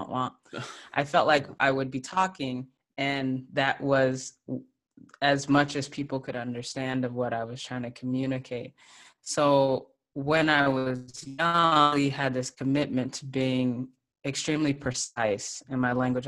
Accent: Texas, United States; growing up in Texas in the South

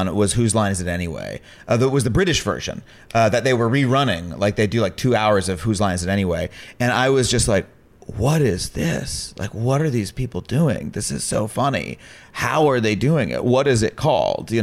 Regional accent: Long Island, New York, United States; I grew up on Long Island

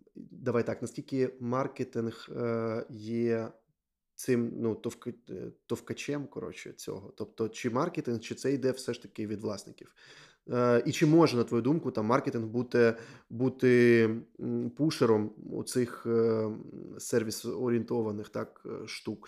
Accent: Donetsk, Donetsk Oblast, Ukraine; я з Донецьку, і у мене війна з 14-го року там

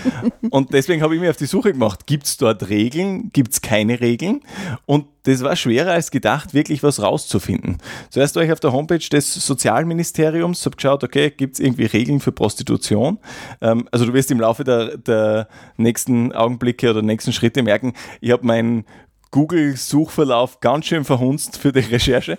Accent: Graz, Styria, Austria; als Grazer

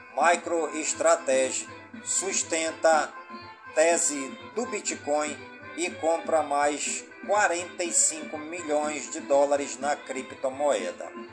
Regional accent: Careiro da Várzea, Amazonas, Brazil; todas as comunidades do Careiro da Várzea, minha cidade natal

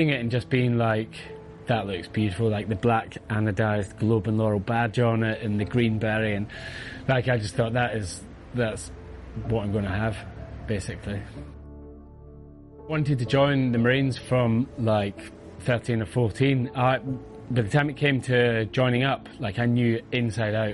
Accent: near Glasgow, west coast of Scotland, United Kingdom; I was born near Glasgow, but live on the west coast of Scotland, so down, you know, near the sea, just across from Northern Ireland

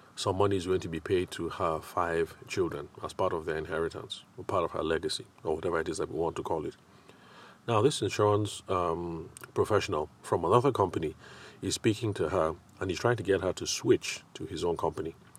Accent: Nigeria; I'm Nigerian

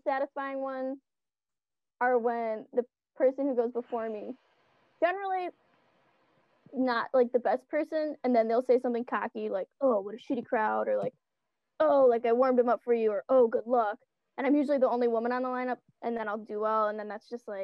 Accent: Ann Arbor, Michigan, United States; I'm from Ann Arbor

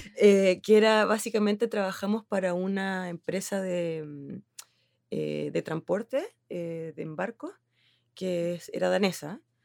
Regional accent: Chile; accent: Chilean; moved away as an adult; also born or lived in Helsinki, Finland; now in Finland; yo soy chilena, yo creo que se nota por mi acento

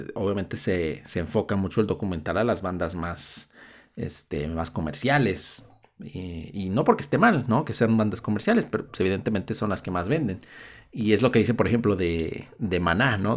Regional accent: Mexico; nosotros seamos mexicanos

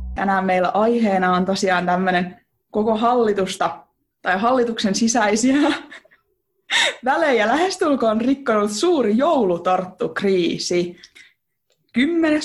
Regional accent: Finland; oon kotoisin Turajärveltä. Oon tästä Turajärveläisyydestä yleensä myös aika ylpeä

